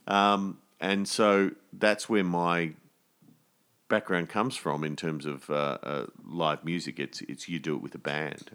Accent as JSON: {"language": "English", "country": "Australia", "said": "as Australian artists"}